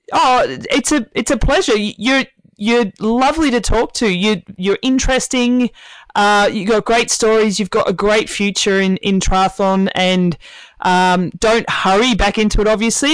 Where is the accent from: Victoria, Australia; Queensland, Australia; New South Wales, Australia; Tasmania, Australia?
Tasmania, Australia; moved away as an adult; I moved away from Tasmania when I was 21